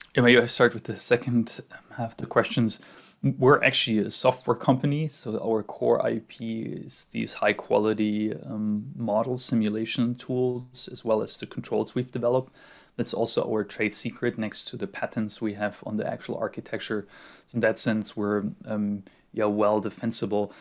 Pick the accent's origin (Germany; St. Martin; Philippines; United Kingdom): Germany; Munich, Bavaria; moved away as an adult; now in California, United States; growing up in the Alps